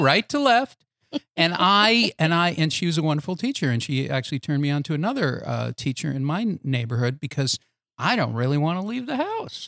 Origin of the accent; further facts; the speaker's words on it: Boston, Massachusetts, United States; I grew up in Boston